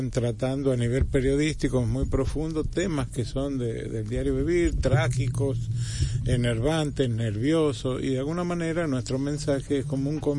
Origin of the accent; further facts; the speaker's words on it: Dominican Republic; Muchas gracias, como típicos dominicanos.